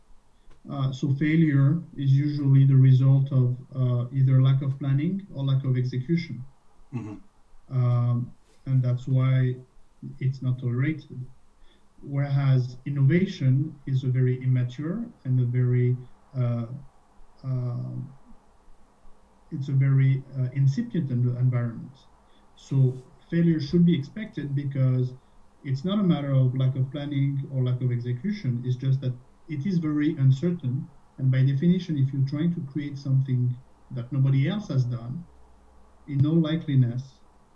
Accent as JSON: {"language": "English", "country": "France", "tie": "born or raised there", "also_born_or_lived": "Dublin, Ireland / Boston, United States / Switzerland / Spain", "moved": "as an adult", "lives_now": "Canada", "said": "originally I'm French. I was born in France and spent my childhood and my first job was in France."}